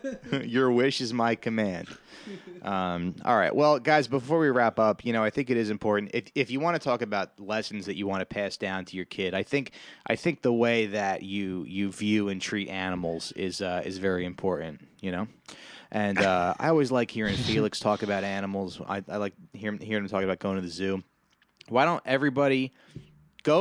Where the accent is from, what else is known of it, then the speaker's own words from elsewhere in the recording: New Jersey, United States; I'm Italian. I'm from Jersey